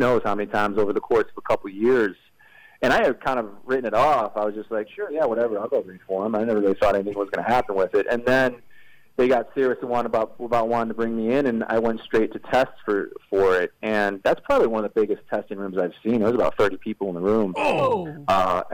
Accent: Midwest, United States; now in Los Angeles, United States; I'm from the Midwest, so I've got, you know, we got a sweet tooth up there

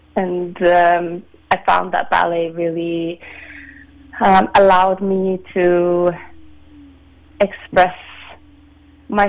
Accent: Sweden; also born or lived in London, United Kingdom / Vienna, Austria; now in San Francisco, United States; So I'm from Sweden. I grew up in Sweden

